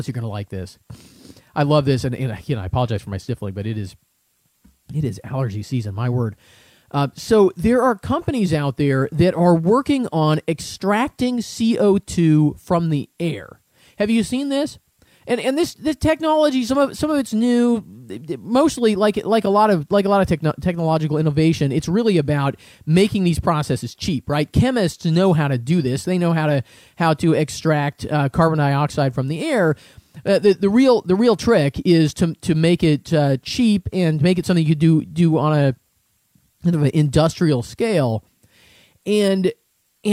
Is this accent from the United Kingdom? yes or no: no; Seattle, Washington, United States; I grew up in the Seattle area